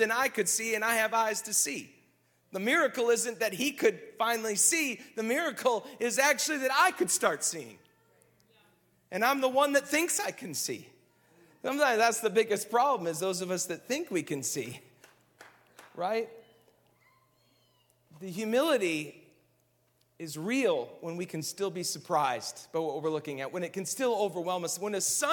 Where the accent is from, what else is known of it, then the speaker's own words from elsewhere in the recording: Minnesota, United States; I grew up in Minnesota